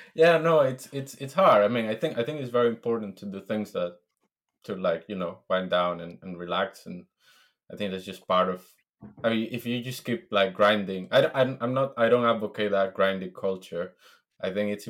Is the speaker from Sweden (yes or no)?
no; Venezuela; moved away as an adult; now in London, United Kingdom; I am originally from Venezuela.